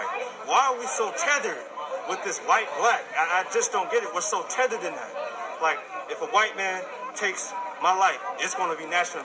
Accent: Oakland, California, United States; where I grew up at in East Oakland

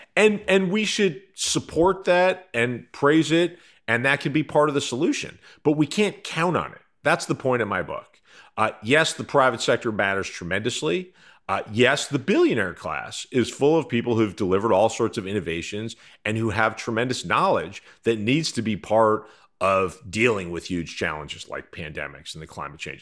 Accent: United States; as an American

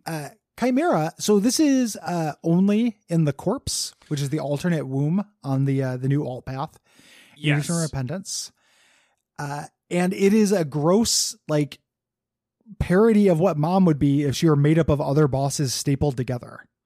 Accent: Illinois, United States; I was a coaster kid growing up on Six Flags in Illinois

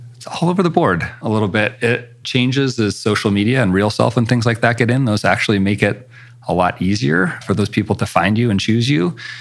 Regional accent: Coeur d'Alene, Idaho, United States; moved away as an adult; also born or lived in Seattle / Los Angeles; now in Spokane, United States; I grew up in Coeur d'Alene, Idaho, which is just across the border from Spokane

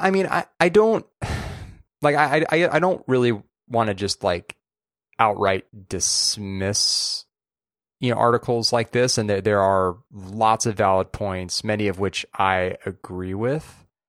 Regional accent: California, United States; as a Californian

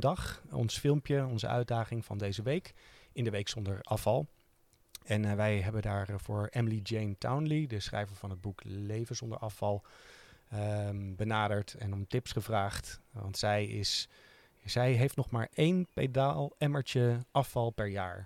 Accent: Utrecht, Netherlands; omdat wij uit Utrecht komen

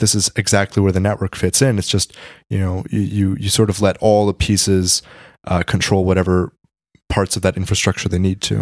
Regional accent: Washington, District of Columbia, United States; I come from the D C area

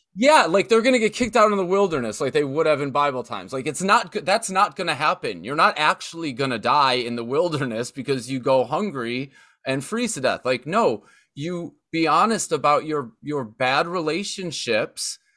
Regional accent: Buffalo, New York, United States; growing up in Western New York and, and there being so much nature even in the cities

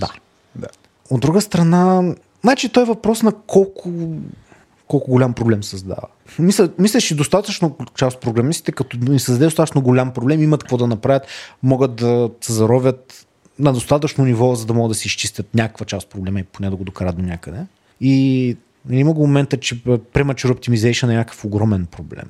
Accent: Dobrich, Dobrich Province, Bulgaria; born or raised there; also born or lived in Razgrad

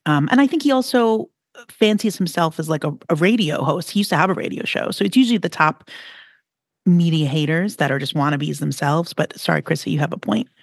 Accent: New York City, New York, United States; you have a New York attitude, so do I. And, you know, I have a real deep ingrained outer borough. I grew up by the ocean

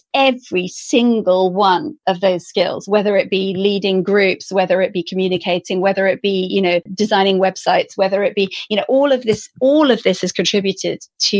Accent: Stroud, South West England, United Kingdom; the area I grew up in, where I live now, which is in the Cotswolds in the west of England

